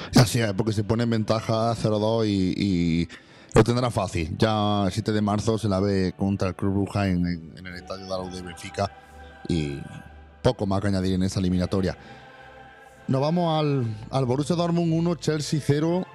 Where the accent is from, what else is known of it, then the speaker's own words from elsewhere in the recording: Andalusia, Spain; en mi tierra hoy es Andalucía